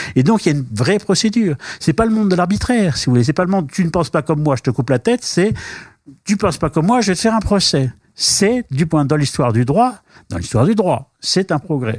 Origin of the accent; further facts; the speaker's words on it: France; chez nous en France